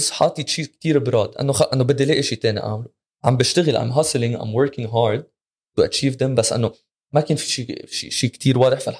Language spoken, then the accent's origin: Arabic; Egypt; ربيت بمصر